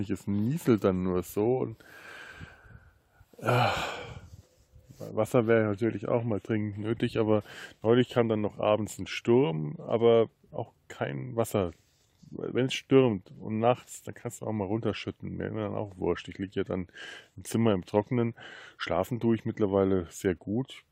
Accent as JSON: {"language": "German", "region": "Bavaria", "country": "Germany", "said": "Ich bin Franke"}